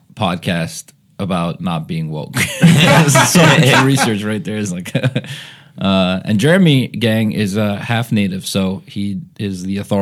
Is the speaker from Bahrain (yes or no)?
yes; Bahrain; I grew up in Bahrain, Middle East, and that's where the bit comes from, right?